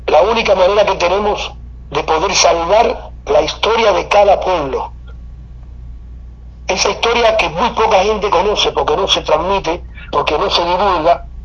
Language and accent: Spanish; Cuba; now in Argentina; Mira, eh, vida en Argentina eh, eh, es, es, la vida, es, como la vida de ser guajiro. Yo sigo siendo un guajiro cubano.